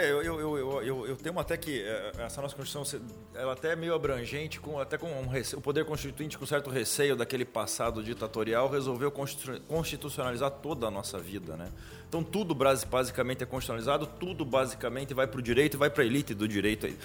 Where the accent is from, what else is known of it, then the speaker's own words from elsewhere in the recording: South Region, Brazil; As pessoas perguntam por que, eu sou sulista e flamenguista